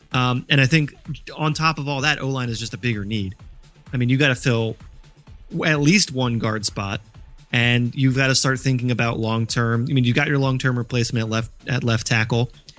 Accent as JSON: {"language": "English", "country": "United States", "tie": "born or raised there", "said": "I grew up in Washington football team country."}